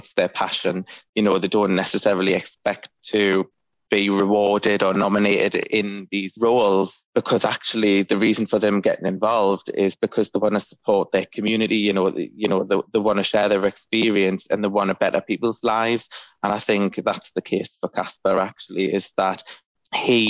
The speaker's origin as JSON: {"language": "English", "town": "Ashington", "region": "North East England", "country": "United Kingdom", "tie": "born or raised there", "moved": "yes", "said": "I grew up in Ashington in Northumberland. And albeit I don't live there anymore"}